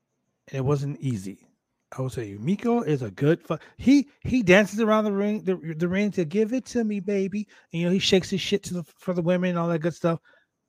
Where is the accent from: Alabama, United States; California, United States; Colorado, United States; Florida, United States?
California, United States; Compton; You know, I'm from Compton, California.